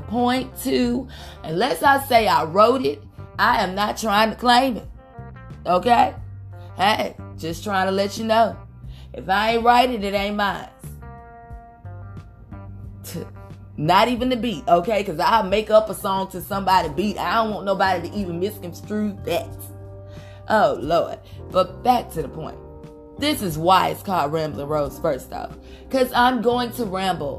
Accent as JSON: {"language": "English", "town": "Houston", "region": "Texas", "country": "United States", "said": "I'm from Houston, Texas. I came back to Houston"}